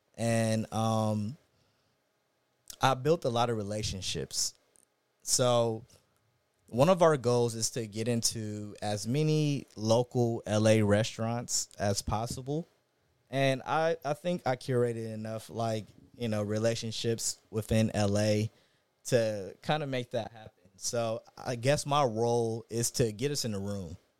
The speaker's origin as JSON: {"language": "English", "town": "Inglewood", "region": "California", "country": "United States", "tie": "born or raised there", "also_born_or_lived": "Los Angeles", "said": "I'm a Inglewood native. Born and raised, um, I've lived all over L"}